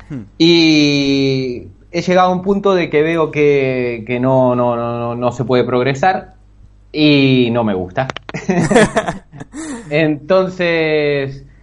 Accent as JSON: {"language": "Spanish", "town": "Bahía Blanca", "region": "Buenos Aires Province", "country": "Argentina", "moved": "as an adult", "said": "soy de Argentina, de una ciudad un tanto pequeña al sur, Bahía Blanca. Y bueno, me he venido para aquí a los 24 años"}